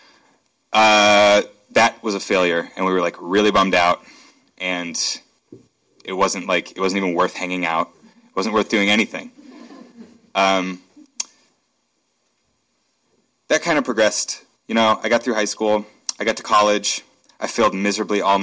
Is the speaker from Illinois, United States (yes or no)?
no; Akron, Ohio, United States; now in Seattle, United States; I'm from Akron, Ohio. It's where I was born and raised in the suburbs there